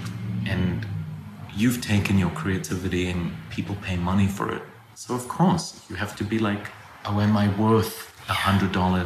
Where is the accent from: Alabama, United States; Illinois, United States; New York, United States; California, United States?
New York, United States; I'm a New Yorker